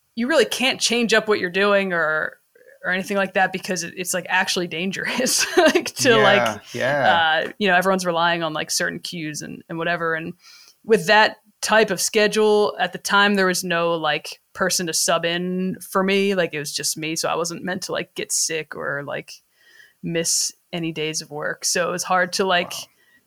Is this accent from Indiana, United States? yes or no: no; Philadelphia, Pennsylvania, United States; moved away as an adult; also born or lived in Las Vegas; the neighborhood I grew up in Philadelphia, a little neighborhood called Roxborough